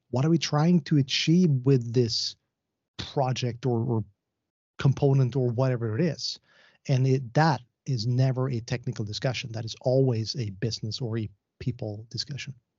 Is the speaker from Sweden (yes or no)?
yes; Sweden; I am from Sweden.